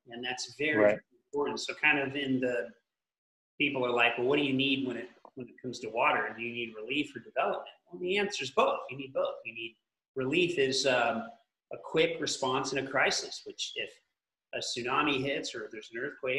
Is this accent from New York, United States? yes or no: no; California, United States; I'm from California